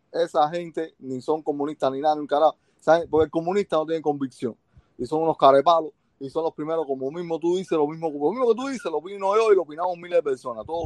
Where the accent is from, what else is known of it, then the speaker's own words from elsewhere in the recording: Cuba; ahora nosotros como cubanos necesitamos eh, la ayuda de ustedes, porque mira, estamos bien atrasaditos por culpa de esta gente